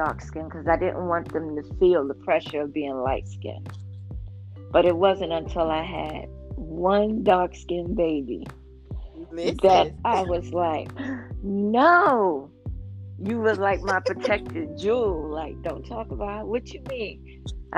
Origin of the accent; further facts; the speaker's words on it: New York, United States; I'm a New Yorker